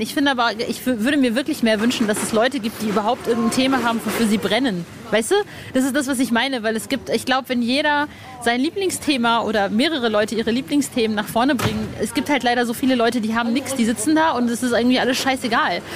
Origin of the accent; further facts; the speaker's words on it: North Rhine-Westphalia, Germany; Ostwestfalen, wo ich aufgewachsen bin.